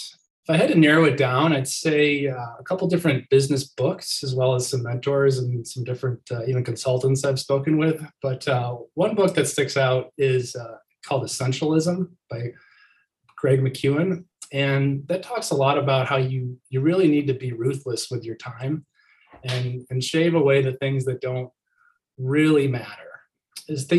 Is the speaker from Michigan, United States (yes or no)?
yes; Michigan, United States; I grew up in Michigan.